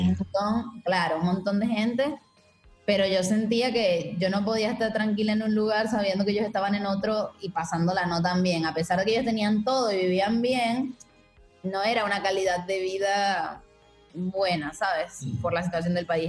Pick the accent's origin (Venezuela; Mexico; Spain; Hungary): Venezuela; moved away as an adult; also born or lived in Margarita Island / Caracas / Berlin / Buenos Aires; yo soy venezolana. Eh, nací en Margarita, que es una isla del Caribe, y de Venezuela. Y viví ahí muchos años, bueno, como 19 años en total en Venezuela, en diferentes ciudades.